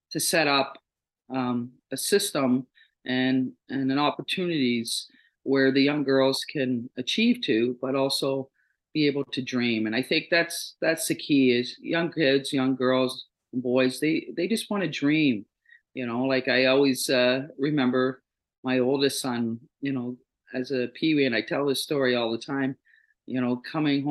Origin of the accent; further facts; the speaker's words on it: Toronto, Ontario, Canada; I'm a true Torontonian. I was born and raised in Toronto.